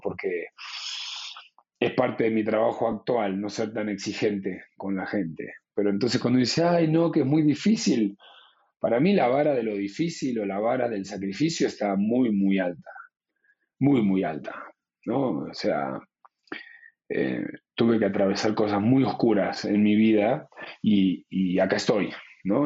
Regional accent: Luján, Buenos Aires Province, Argentina; moved away as an adult; also born or lived in Spain; nos mudamos a la ciudad de Luján para poder seguir yendo a, a esa escuela

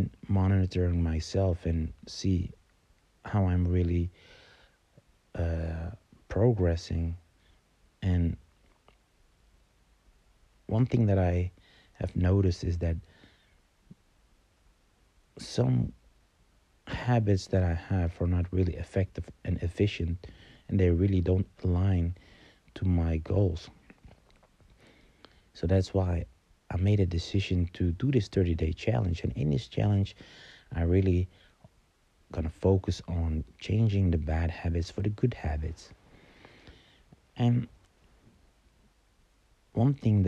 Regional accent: Amsterdam, North Holland, Netherlands; I'm from Amsterdam

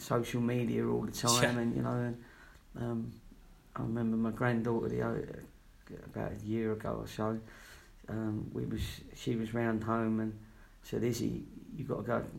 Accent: London, United Kingdom; also born or lived in Watford / Latvia / Yeovil; now in Bristol, United Kingdom; I was born in Fulham, so I wasn't a million miles away from Watford

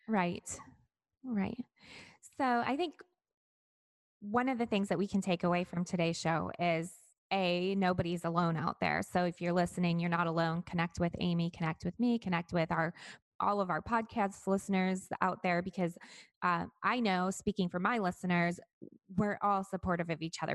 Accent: Michigan, United States; now in Florida, United States; my home state of Michigan

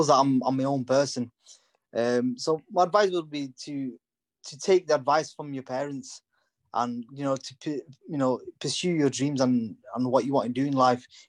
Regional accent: United Kingdom; first language English; I was born and brought up in the UK, you know, English is my first language

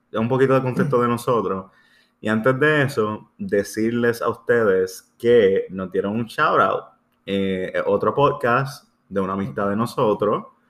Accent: Puerto Rico; somos puertorriqueños

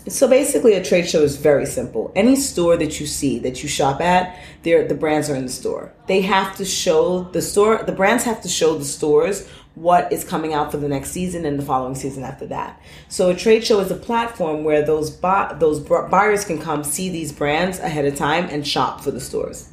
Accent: New York City, New York, United States; growing up in Brooklyn, you know, we were all about like guests and name, name labels

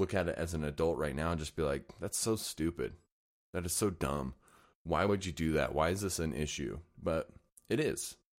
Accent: Layton, Utah, United States; I grew up in Layton, Utah.

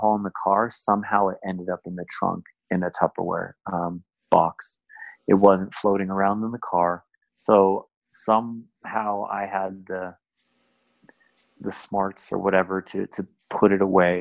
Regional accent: San Jose, California, United States; moved away as an adult; now in Southern California, United States; I was born and raised in the Bay

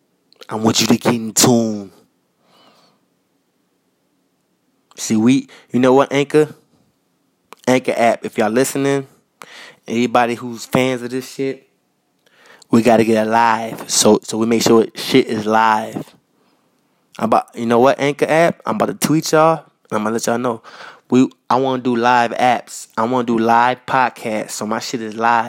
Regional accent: New York City, New York, United States; I was raised in Queens. I was raised in Jamaica, Queens.

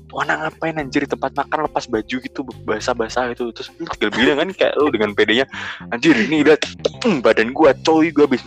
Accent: Jember, East Java, Indonesia; now in Semarang, Indonesia; gue gue udah habis pulang kampung nih dari Jember uh. kampung gue terus gue baliklah ke, ke Semarang kan

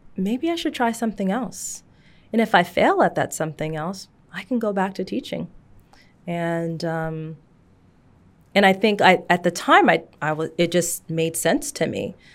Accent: Seattle, Washington, United States; I grew up in Seattle in the shadows of Microsoft and Amazon and Starbucks

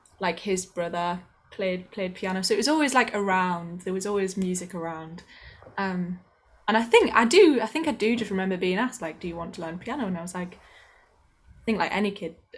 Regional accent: the north of England, United Kingdom; accent: northern; my northern accent

